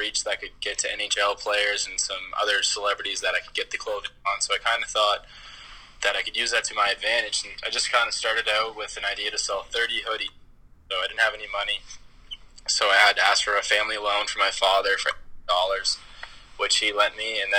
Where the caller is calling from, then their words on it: Halifax, Nova Scotia, Canada; We're chiming in from Halifax, Nova Scotia, and Canada.